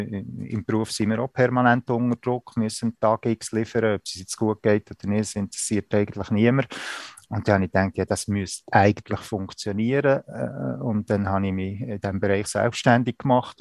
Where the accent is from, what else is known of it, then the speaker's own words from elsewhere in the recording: Spiez, Bern, Switzerland; moved away as an adult; now in Canton of Zug, Switzerland; Ich bin in Spiez am See aufgewachsen